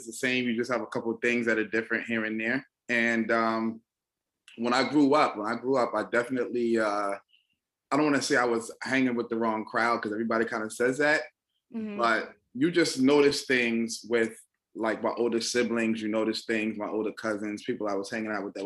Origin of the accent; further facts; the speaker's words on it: Irvington, New Jersey, United States; also born or lived in Newark, New Jersey; I'm from Irvington, New Jersey. That's not where I reside now